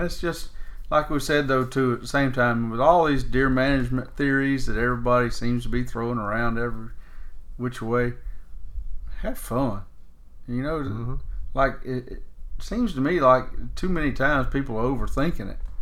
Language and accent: English; Florida, United States; growing up in Florida